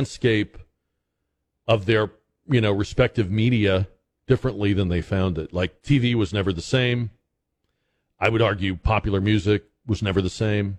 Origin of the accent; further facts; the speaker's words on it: Boston, Massachusetts, United States; moved away; I grew up in Boston